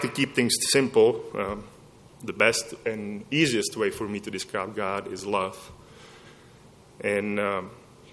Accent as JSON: {"language": "English", "country": "Czechia", "moved": "as an adult", "lives_now": "Lubbock, United States", "said": "I came from Czech Republic, from a culture that's completely different than Lubbock, Texas"}